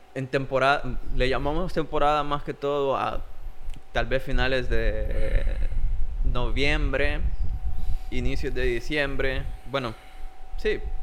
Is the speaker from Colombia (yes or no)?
no; Jiquilisco, Usulután, El Salvador; also born or lived in San Salvador; yo me fui de acá de Jiquilisco a San Salvador